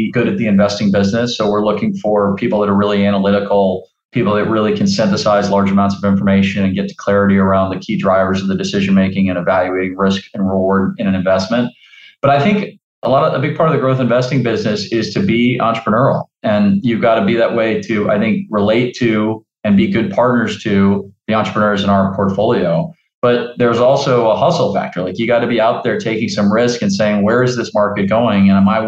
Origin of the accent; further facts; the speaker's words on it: New Orleans, Louisiana, United States; the Idea Village is an incubator and accelerator in my hometown of New Orleans